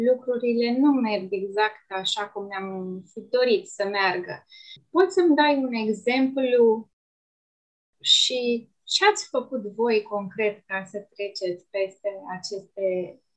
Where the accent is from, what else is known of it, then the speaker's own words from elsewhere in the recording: Romania; eu am simțit uh, mândrie, așa că sunt român